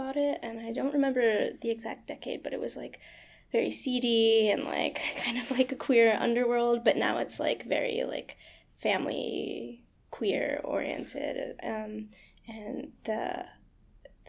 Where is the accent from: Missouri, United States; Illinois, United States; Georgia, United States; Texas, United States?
Texas, United States; Houston; moved away as an adult; also born or lived in Austin, Texas; now in New York City, United States; I'm from outside of Houston. I was born in Houston, Texas, and I grew up just kind of like on the outsides of it